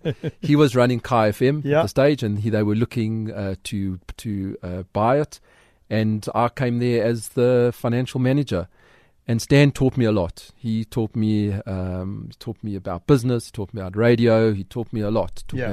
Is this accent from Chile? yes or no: no; Johannesburg, Gauteng, South Africa; We lived in a fairly modest area in Edenville.